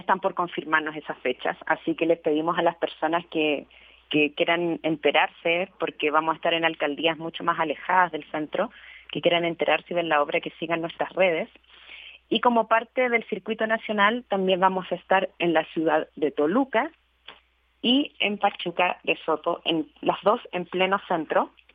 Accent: Chile; now in Mexico; yo soy chilena, en este país, al encontrarme en este país viviendo

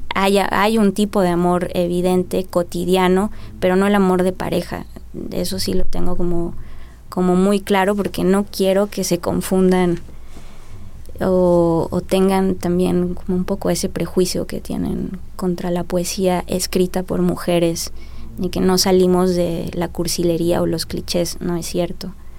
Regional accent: Mexico; soy escritora mexicana, nacida en 1984

